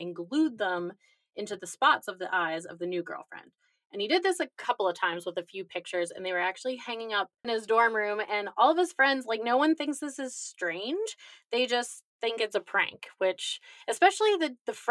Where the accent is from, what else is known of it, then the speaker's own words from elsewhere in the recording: Pennsylvania, United States; I grew up in Pennsylvania